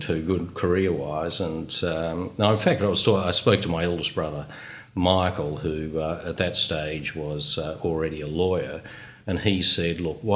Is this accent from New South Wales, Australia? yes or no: no; Brisbane, Queensland, Australia; I was born here in Brisbane, and I grew up in Rainworth, or South Baden, as it's often called